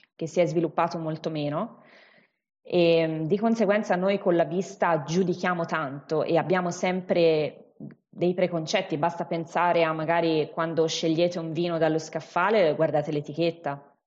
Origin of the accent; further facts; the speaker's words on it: Siena, Tuscany, Italy; accent: Tuscan; also born or lived in Chianti Classico; si sentirà poi magari più avanti dal, dall'accento, io sono toscana, in particolare sono di Siena